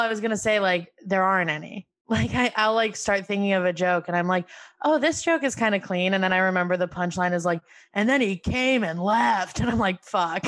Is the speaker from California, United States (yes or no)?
no; Albany, New York, United States; moved away as an adult; I'm from Albany, New York, my mom's whole family came to Albany